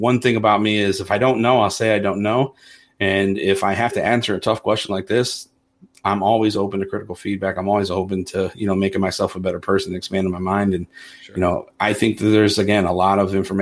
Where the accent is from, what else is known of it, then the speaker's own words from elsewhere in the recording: Toledo, Ohio, United States; I'm born and raised in Toledo, the Polish neighborhood where she claims to be from